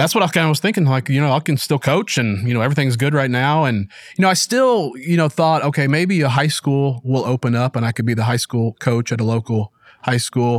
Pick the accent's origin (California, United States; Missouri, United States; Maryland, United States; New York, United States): Missouri, United States; Springfield; I was born in Springfield, Missouri, which I still live